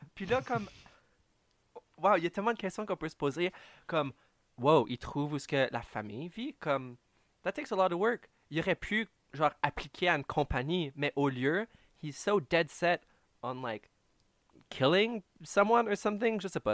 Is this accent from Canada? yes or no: yes; Canada; en tant que Canadien